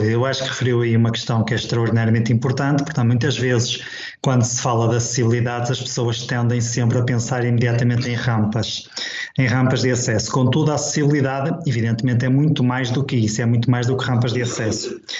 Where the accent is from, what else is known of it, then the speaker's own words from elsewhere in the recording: Vila do Conde, Porto District, Portugal; pronto, eu tenho 39 anos, sou de Vila do Conde, uh, sou deficiente visual